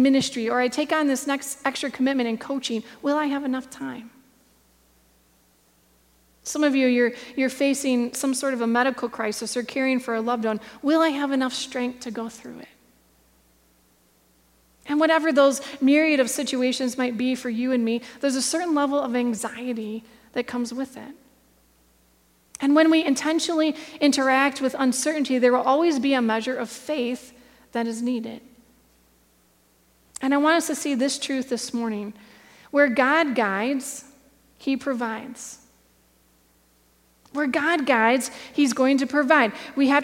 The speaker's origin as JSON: {"language": "English", "region": "Michigan", "country": "United States", "tie": "born or raised there", "said": "I grew up here in Michigan."}